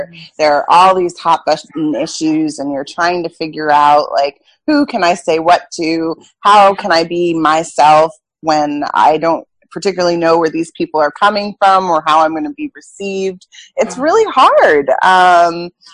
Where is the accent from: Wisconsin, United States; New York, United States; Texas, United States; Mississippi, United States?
New York, United States; moved away as an adult; now in Boston, United States; I'm from New York, but I now live in Boston.